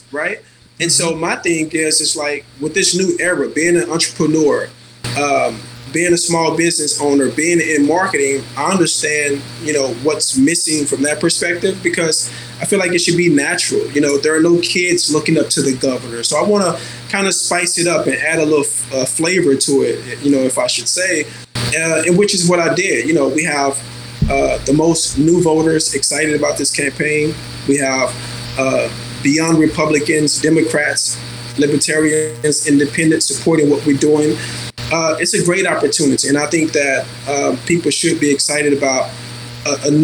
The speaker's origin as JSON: {"language": "English", "town": "Dallas", "region": "Texas", "country": "United States", "tie": "born or raised there", "moved": "yes", "lives_now": "California, United States", "said": "I grew up in the South. I grew up in Dallas, Texas."}